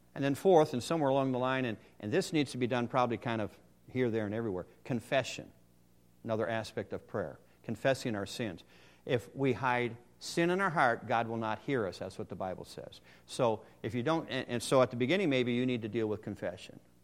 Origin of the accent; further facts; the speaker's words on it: Ohio, United States; I'm from Ohio